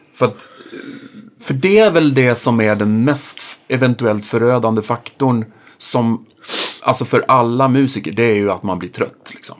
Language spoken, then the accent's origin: Swedish; Norrköping, Östergötland, Sweden; i Norrköping, där jag kommer ifrån